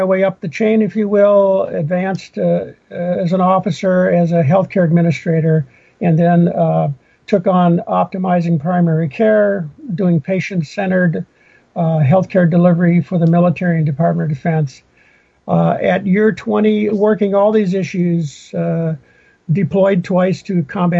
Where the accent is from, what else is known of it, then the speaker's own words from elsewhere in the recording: Minnesota, United States; moved away; I grew up in Minnesota